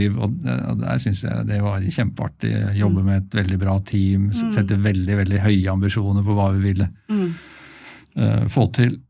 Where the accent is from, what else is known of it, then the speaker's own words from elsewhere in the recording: Asker, Akershus, Norway; moved away as an adult; also born or lived in Bergen; i Asker, så var jeg, der jeg vokste opp